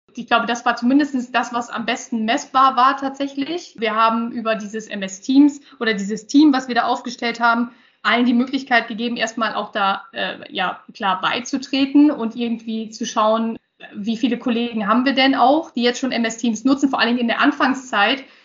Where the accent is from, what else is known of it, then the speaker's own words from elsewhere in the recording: Osnabrück, Lower Saxony, Germany; bin hier auch in der Region aufgewachsen, also ein, ein Gewächs hier